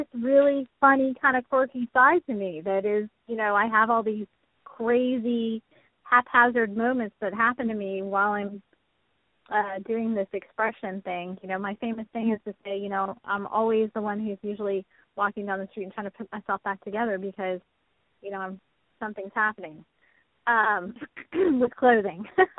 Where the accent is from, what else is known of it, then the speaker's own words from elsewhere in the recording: Texas, United States; So funny to me because it's that I came from Texas up there, and I don't dress like a normal, I don't know if you call it normal Texas girl does, but I don't.